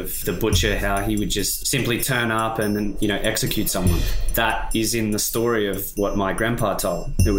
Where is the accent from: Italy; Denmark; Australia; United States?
Australia; Maitland, New South Wales; I'm from Maitland in New South Wales, Australia.